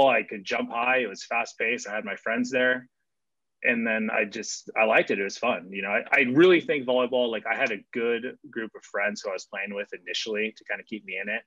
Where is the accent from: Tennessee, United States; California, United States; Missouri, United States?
California, United States; Claremont; also born or lived in Pomona, California; I grew up in Claremont. So, you know, I was born down the street in Pomona